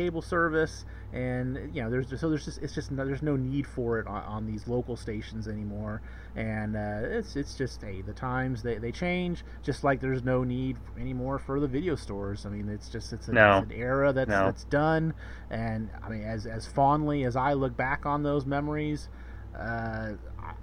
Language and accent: English; Bay Area, California, United States; where I grew up in the Bay Area